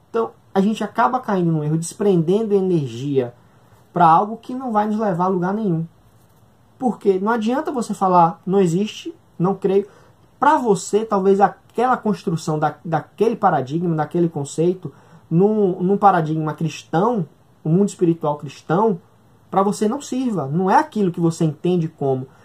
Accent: Northeast Region, Brazil; A gente aqui do Nordeste, o Ian é do Nordeste, eu também sou nordestino

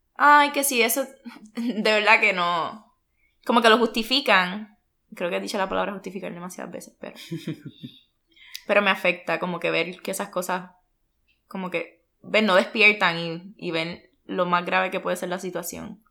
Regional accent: Puerto Rico; moved away as an adult; now in United States; yo me fui de Puerto Rico no porque quería, sino porque la oportunidad de trabajo que se me dio fue en Estados Unidos

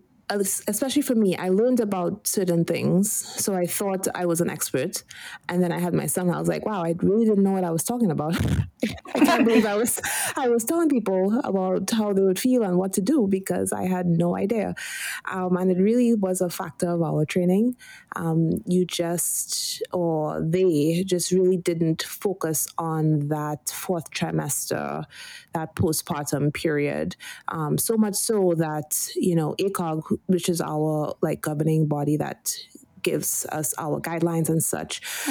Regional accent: Trinidad & Tobago; also born or lived in Washington, District of Columbia, United States / Philadelphia, Pennsylvania; now in Northern California, United States; I'm from Trinidad and Tobago.

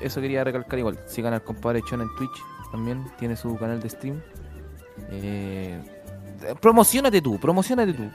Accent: Chile; yo soy chileno. Yo soy chileno

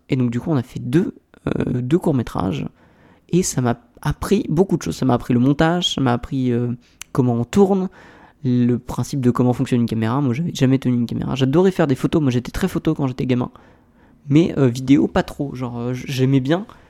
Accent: Aix-en-Provence, Provence-Alpes-Côte d'Azur, France; je viens d'Aix-en-Provence

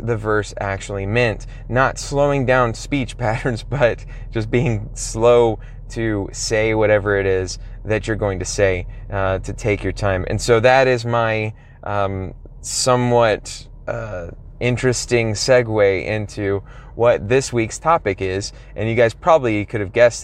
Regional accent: Texas, United States; I'm from Texas, and so I'm already speaking pretty slowly, a lot slower than people, say, in New York or California, some other place

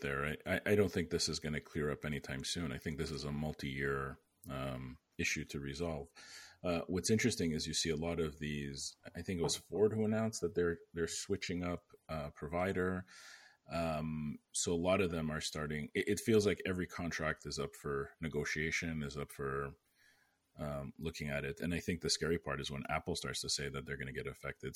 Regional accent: Canada; moved away as an adult; now in United States; I'm Canadian

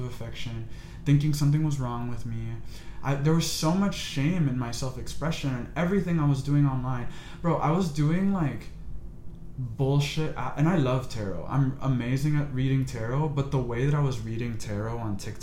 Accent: United States; I was born in America

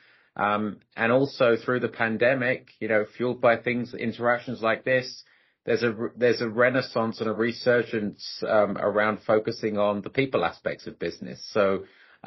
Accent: London, United Kingdom; moved away as an adult; also born or lived in Delhi, India; now in United States; I'm Indian as well from Delhi, grew up in London, been living in the US for the last 21 years

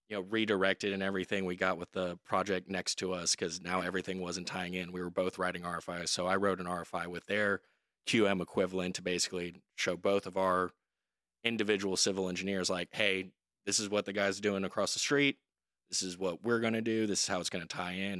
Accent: Dallas, Texas, United States; moved away as an adult; also born or lived in Oxford, Mississippi; now in Austin, United States; I'm originally from Dallas, Texas, uh, born and raised

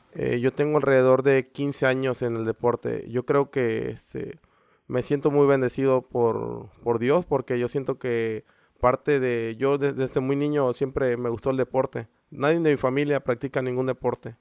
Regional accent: Isla, Veracruz, Mexico; Sí, soy de aquí de Isla. Este, soy de la colonia La Gravera

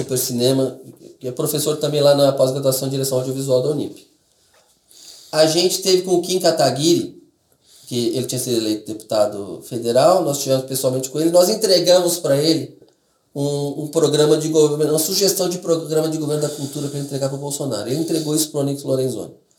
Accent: Brazil; eu sou descendente de, de, de estrangeiro, aí eu nasci no Brasil

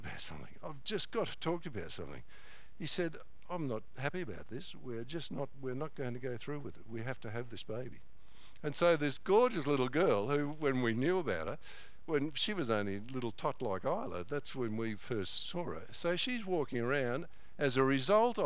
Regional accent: Corryong, Victoria, Australia; now in Mount Clear, Australia; he was in our church in Corryong for a while

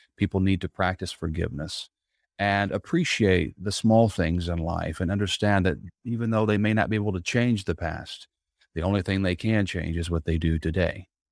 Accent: Southern Indiana, United States; now in Tampa, United States; growing up in Southern Indiana, I now live here in Tampa, Florida

